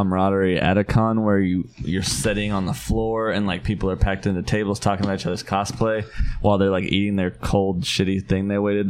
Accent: Mount Vernon, United States; moved away; This is for our Mount Vernon, Missouri listeners, because we have a bunch of those, I imagine. There's this booth that goes to Apple Butter Making Days every year, and that was where I grew up

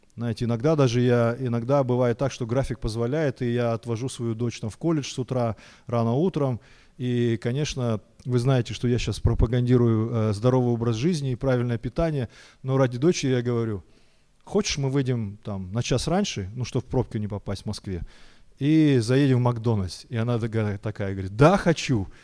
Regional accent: Almaty, Kazakhstan; я вырос в Алмате, в Казахстане

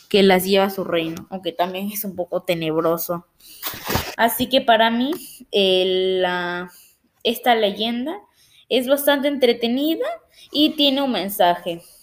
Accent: Peru; ayudan a que pueda difundir la diversidad cultural de acá en mi país de Perú

